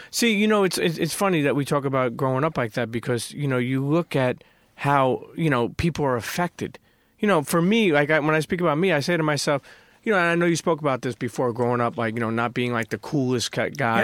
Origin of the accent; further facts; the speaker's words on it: New York City, New York, United States; also born or lived in Bensonhurst, Brooklyn; I grew up in Brooklyn, around, I grew up in Coney Island